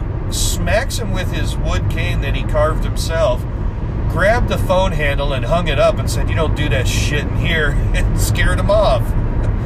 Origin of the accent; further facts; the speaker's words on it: Washington, United States; moved away; we grew up in Washington